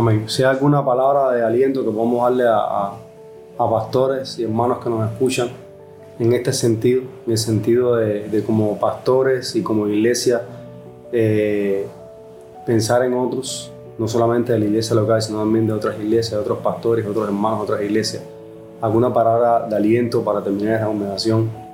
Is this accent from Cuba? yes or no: yes; Cuba; somos cubanos y si estamos adaptados a que la gente nos ayude por la situación en nuestro país